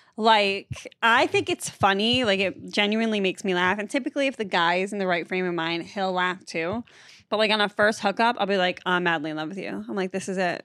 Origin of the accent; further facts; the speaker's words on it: Massachusetts, United States; I'm from Massachusetts.